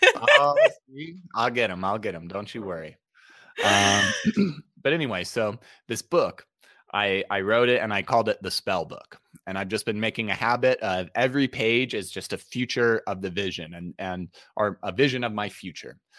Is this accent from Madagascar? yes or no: no; Utah, United States; I grew up in Utah.